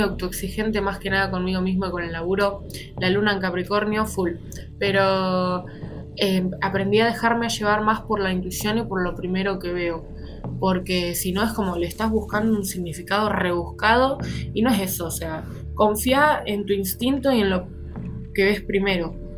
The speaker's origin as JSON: {"language": "Spanish", "country": "Argentina", "said": "Soy de Argentina"}